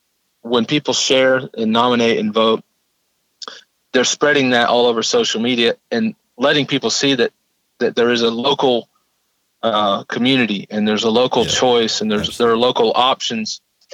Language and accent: English; Arkansas, United States; also born or lived in Tennessee; No, I grew up in Arkansas, from ninth grade on.